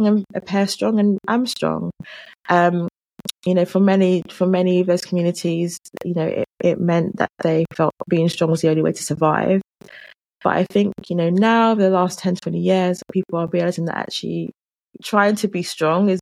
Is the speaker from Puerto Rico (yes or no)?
no; London, United Kingdom; accent: London; I grew up in London. My family are Jamaican